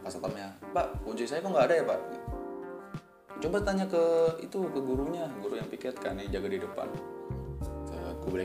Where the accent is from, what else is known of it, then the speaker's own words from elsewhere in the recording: Bali, Indonesia; kita dari Bali nih ya bu